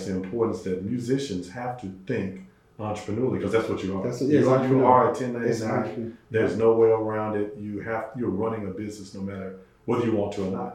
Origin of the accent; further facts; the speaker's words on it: Madison, North Carolina, United States; moved away as an adult; also born or lived in Greensboro, North Carolina / Brooklyn, New York; now in Atlanta, United States; North Carolina's home for us